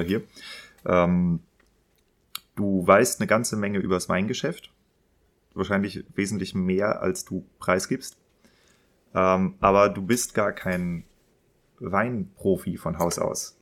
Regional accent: Kiel, Schleswig-Holstein, Germany; ich bin ja in Kiel geboren

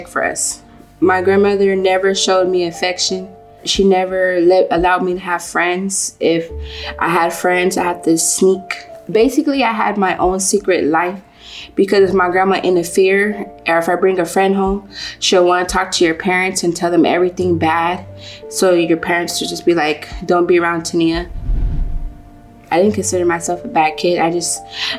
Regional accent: Los Angeles, California, United States; I am from South Central LA. Grew up on 41st and Hoover.

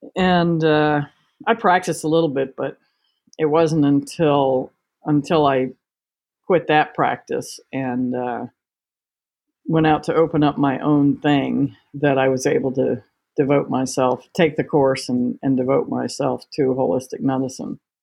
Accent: Washington, District of Columbia, United States; moved away as an adult; also born or lived in England / New Jersey; now in Virginia, United States; I was born and raised in Washington D.C. Um, one of the few natives

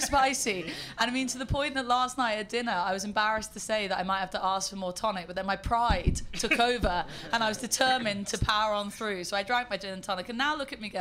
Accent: United Kingdom; accent: terribly British; I am terribly British.

